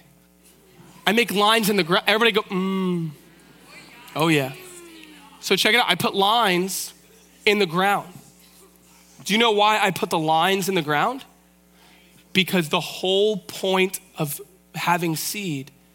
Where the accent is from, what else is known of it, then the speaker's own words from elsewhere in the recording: Vancouver, British Columbia, Canada; I'm from East Vancouver. We're cool city slickers.